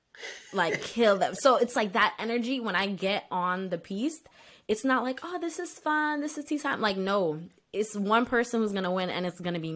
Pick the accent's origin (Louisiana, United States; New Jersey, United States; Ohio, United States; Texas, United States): New Jersey, United States; Bloomfield; I'm from Bloomfield, New Jersey